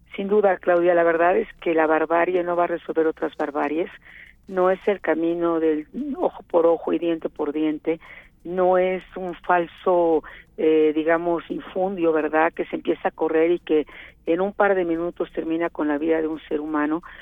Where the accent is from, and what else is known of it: Mexico